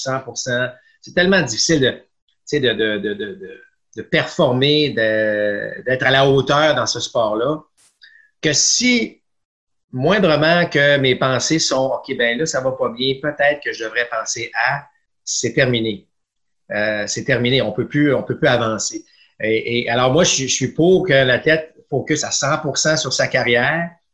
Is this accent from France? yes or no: no; Quebec City region, Canada; je viens de la région de Québec